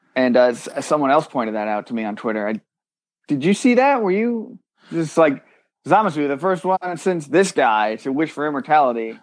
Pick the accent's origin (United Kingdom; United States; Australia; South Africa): United Kingdom; I'm British